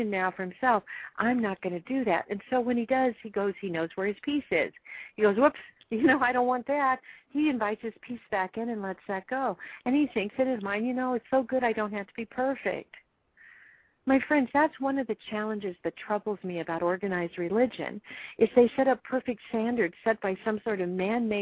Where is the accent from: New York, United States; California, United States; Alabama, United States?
California, United States; Los Angeles; I'm an L.A. kid too, L.A. County kid.